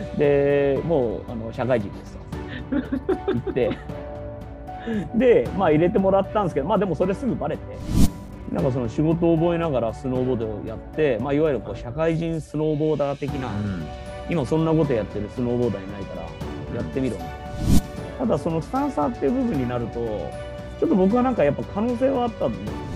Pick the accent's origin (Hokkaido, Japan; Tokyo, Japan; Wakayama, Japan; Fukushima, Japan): Tokyo, Japan; 東京生まれなんですけど